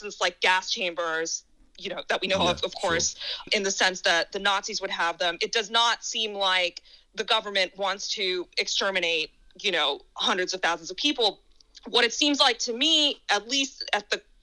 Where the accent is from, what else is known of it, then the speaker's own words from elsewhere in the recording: United States; I'm an American